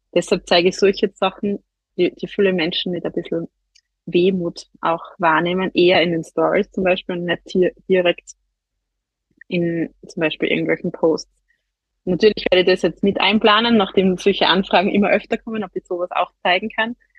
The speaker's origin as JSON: {"language": "German", "area": "near Graz", "region": "Styria", "country": "Austria", "said": "wie man wahrscheinlich an, an meinem Dialekt hört, bin ich nicht aus Deutschland, sondern aus der Nähe von Graz in der Steiermark, also in Österreich."}